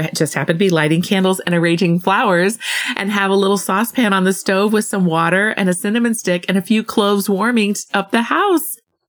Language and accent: English; Southwest, United States; I'm from the Southwest, where there is an abundance of open sky and sunlight. I now live in the Pacific Northwest